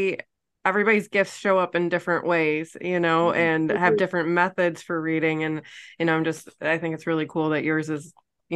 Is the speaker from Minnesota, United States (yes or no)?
no; New York, United States; now in Virginia, United States; you wouldn't know I was from New York because I'm complaining about the cold here in Virginia.